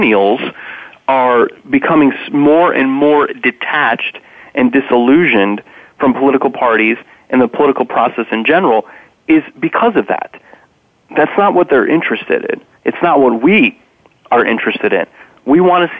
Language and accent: English; Indiana, United States; born or raised there